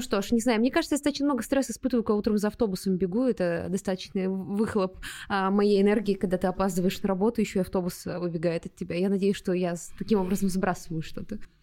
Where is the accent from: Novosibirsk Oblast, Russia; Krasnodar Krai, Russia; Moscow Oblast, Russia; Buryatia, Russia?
Buryatia, Russia; Ulan-Ude; moved away; в моем родном городе, в Улан-Удэ, был такой парк Орешково.